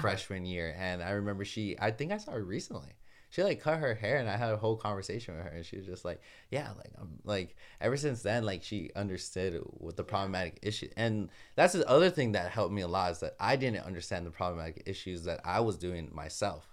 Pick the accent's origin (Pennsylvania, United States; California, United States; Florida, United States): California, United States; Los Angeles; moved away as an adult; now in Ithaca, United States; I'm from Los Angeles, California, but currently going to Ithaca